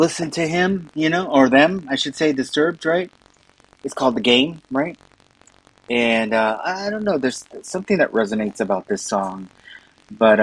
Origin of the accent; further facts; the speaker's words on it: Downey, California, United States; I grew up in the city of Downey, right, California